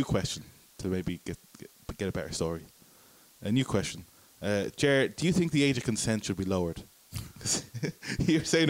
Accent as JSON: {"language": "English", "town": "Dublin", "region": "Leinster", "country": "Ireland", "said": "Oh, I'm from Dublin."}